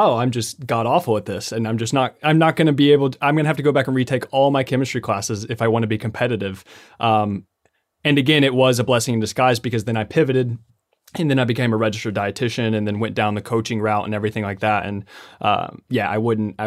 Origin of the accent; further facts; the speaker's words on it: Lexington, Kentucky, United States; I'm actually from Lexington, Kentucky.